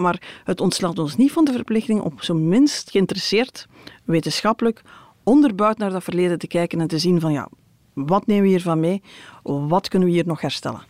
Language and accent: Dutch; Belgium; wij als Belgen